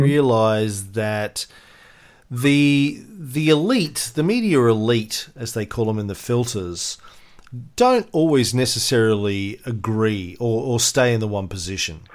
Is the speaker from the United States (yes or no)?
no; Australia; as an Aussie